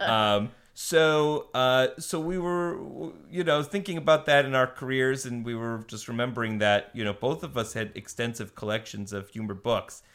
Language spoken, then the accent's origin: English; Buffalo, New York, United States; moved away as an adult; also born or lived in Boston; now in Los Angeles, United States; I'm from Buffalo, New York, originally